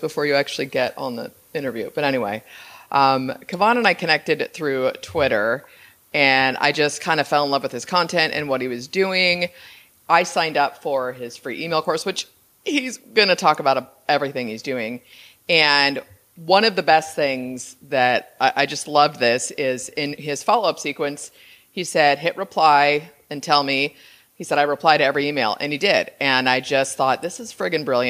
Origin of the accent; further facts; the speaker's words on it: San Francisco Bay Area, Northern California, United States; now in Costa Rica; I'm from Northern California, San Francisco Bay Area, and I was out in the suburbs